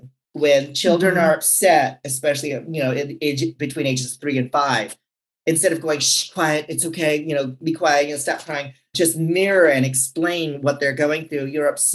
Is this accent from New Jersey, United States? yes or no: no; San Francisco, California, United States; I'm from San Francisco.